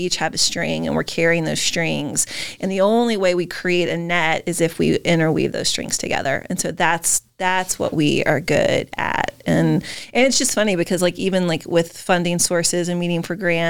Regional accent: Maine, United States; we're from Maine

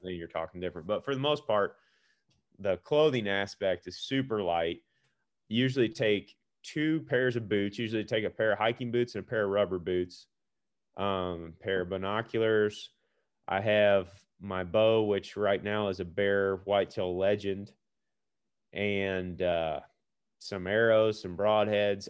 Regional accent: Missouri, United States; also born or lived in Iowa; I'm from Missouri

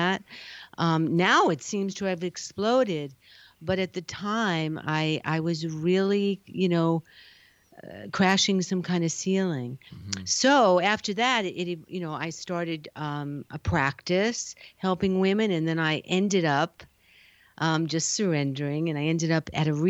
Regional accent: New York, United States; now in California, United States; I'm a New Yorker

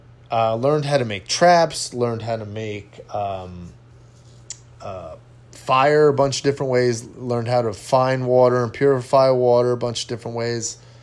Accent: California, United States; now in Houston, United States; I live in Houston now. This place floods all the time. Do you think that I'm prepared? Absolutely. I came from Southern California where we were right next to a fault line.

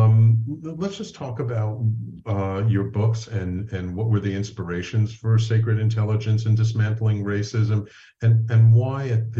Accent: New York City, New York, United States; I'm a nice Jewish boy from the Bronx

